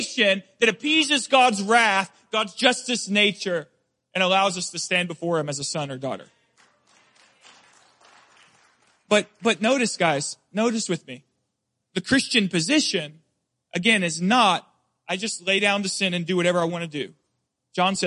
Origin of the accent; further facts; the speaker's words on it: Deep South, United States; I grew up in the Deep South.